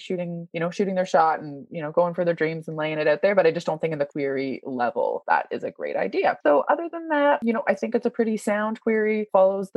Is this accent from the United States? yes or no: no; Canada; accent: Canadian; my Canadian accent